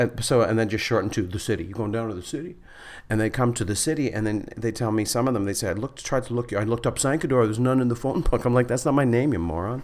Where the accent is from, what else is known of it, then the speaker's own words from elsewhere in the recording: Flin Flon, Manitoba, Canada; moved away; also born or lived in Winnipeg; I'm from Flin Flon